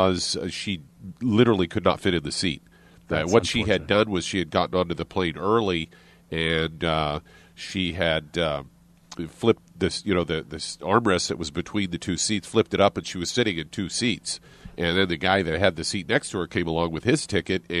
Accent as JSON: {"language": "English", "region": "Midwest", "country": "United States", "tie": "born or raised there", "moved": "yes", "said": "I grew up in the Midwest"}